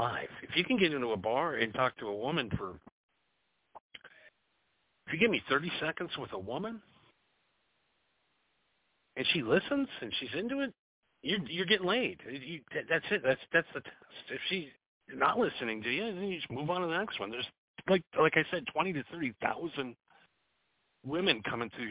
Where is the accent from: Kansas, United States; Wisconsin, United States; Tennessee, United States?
Wisconsin, United States; moved away; I'm from the Midwest originally. I'm from Wisconsin